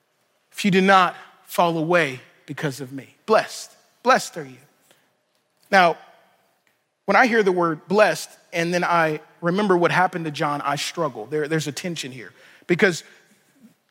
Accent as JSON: {"language": "English", "region": "Louisiana", "country": "United States", "said": "I'm from Louisiana"}